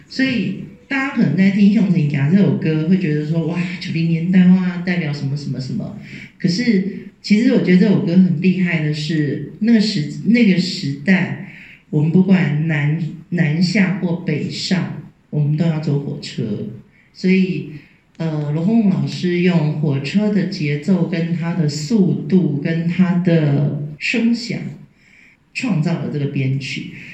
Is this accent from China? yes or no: no; Taiwan; 我是台湾来的